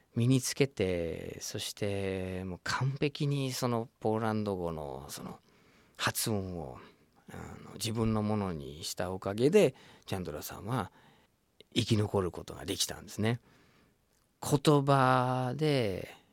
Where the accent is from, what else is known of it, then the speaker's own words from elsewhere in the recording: United States; first language English; Japanese is a second language; moved away as an adult; now in Japan; シカゴっていうアメリカの街僕のふるさとに近いところで